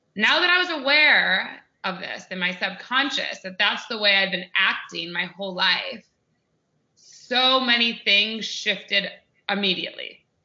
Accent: United States; I'm American

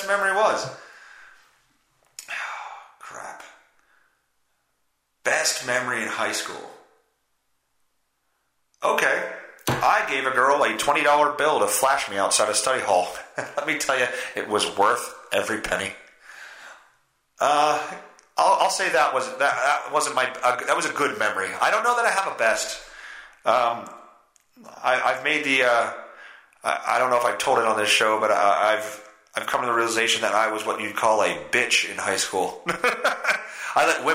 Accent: Reading, Pennsylvania, United States; moved away; also born or lived in Pittsburgh; I'm from, like, Topton, Dryville, Reading area

